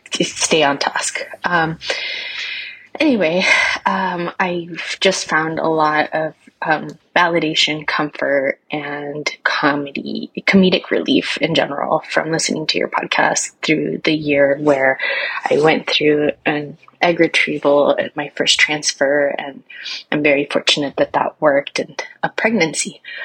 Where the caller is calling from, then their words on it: Pacific Northwest, United States; I'm calling from the Pacific Northwest.